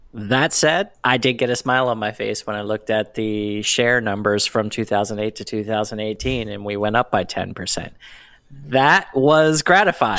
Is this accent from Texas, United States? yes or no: no; Pennsylvania, United States; I'm from Pennsylvania